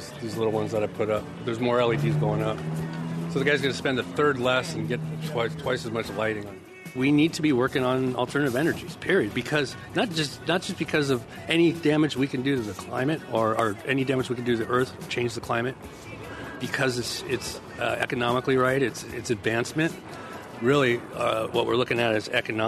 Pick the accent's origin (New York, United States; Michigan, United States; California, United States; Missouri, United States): California, United States; Los Angeles; now in San Leandro, United States; I'm from Los Angeles, California